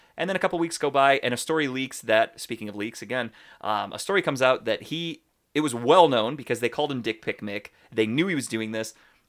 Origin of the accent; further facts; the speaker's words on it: Cleveland, Ohio, United States; We're from Cleveland.